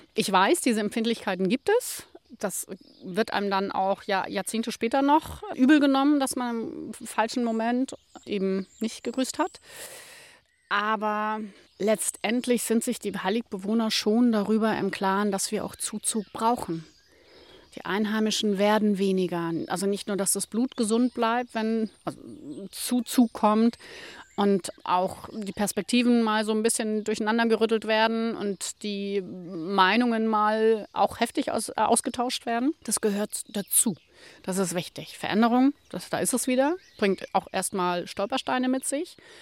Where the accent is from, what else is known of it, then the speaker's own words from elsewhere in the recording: Ismaning, Bavaria, Germany; now in Hallig Hooge, Germany; ich meinen Heimatort Ismaning bei München liebe